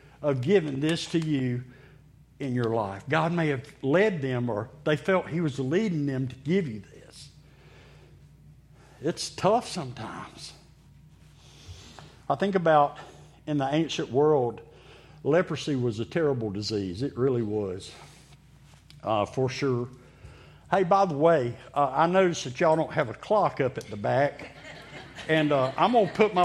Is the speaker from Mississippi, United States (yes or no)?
yes; Meridian, Mississippi, United States; I grew up in Mississippi, in Meridian, Mississippi